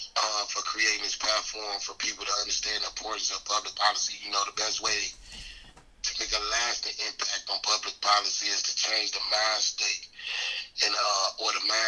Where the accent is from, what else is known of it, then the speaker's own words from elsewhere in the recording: Maywood, Illinois, United States; I grew up in Maywood, right outside of Chicago. You know, as any child growing up in a rough neighborhood